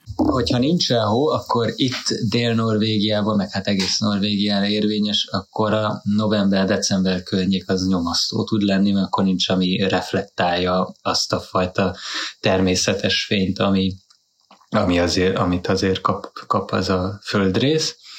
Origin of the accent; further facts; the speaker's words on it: Hungary; moved away as an adult; now in Norway; Magyarországon, abban az időben, mikor kiköltöztünk 2011-be